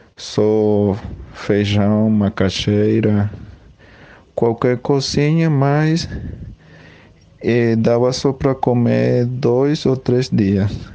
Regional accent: Acarigua, Portuguesa, Venezuela; Portuguese is a second language; moved away as an adult; now in Paraíba, Brazil; Sou venezuelano

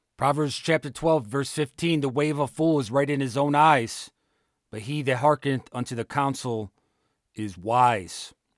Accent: Ohio, United States; my home state of Ohio

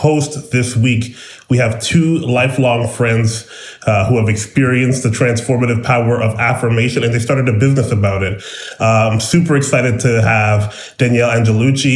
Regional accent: Brampton, Ontario, Canada; I'm from Brampton too

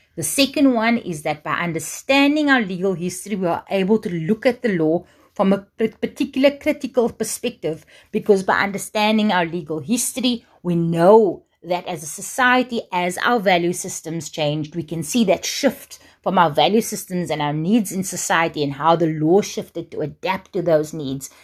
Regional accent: South Africa; as South African scholars

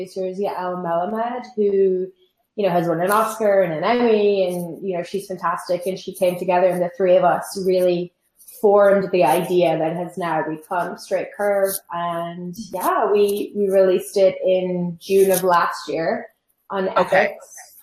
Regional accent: Ireland; moved away as an adult; now in New York, United States; I'm Irish and I've lived in New York for 5 years.

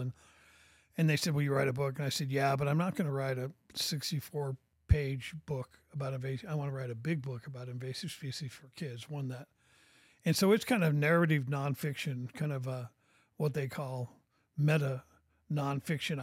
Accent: Portland, Oregon, United States; moved away as an adult; now in Bentonville, United States; I was born and raised in Oregon.

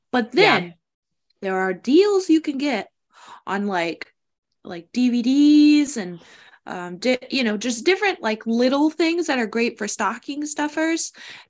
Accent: United States; As an American

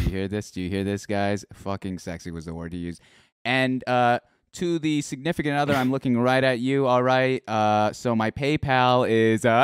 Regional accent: Philippines; There's a term in Tagalog. You know, I'm Filipino.

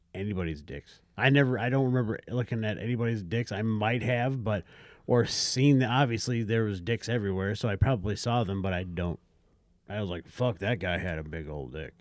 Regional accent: South Dakota, United States; I grew up in South Dakota

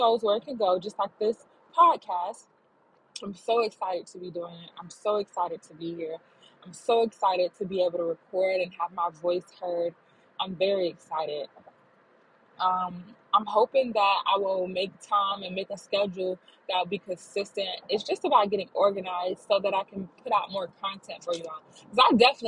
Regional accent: Florida, United States; I'm based out of Florida. I was born and raised in Florida.

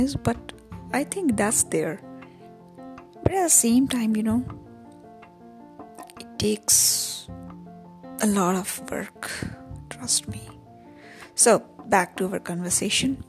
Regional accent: India; I love my India.

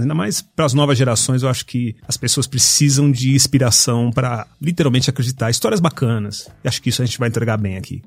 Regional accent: São Paulo, Brazil; Fui criado na Zona Norte de São Paulo

